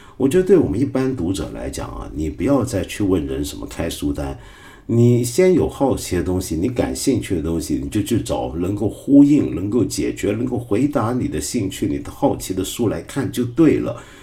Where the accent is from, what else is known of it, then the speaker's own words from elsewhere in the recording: China; 我们中国人